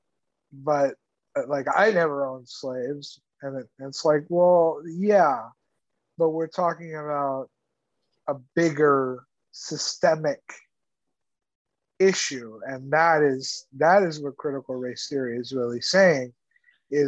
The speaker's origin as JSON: {"language": "English", "country": "Cuba", "also_born_or_lived": "Texas", "moved": "yes", "lives_now": "United States", "said": "I'm from Cuba and I'm Latino"}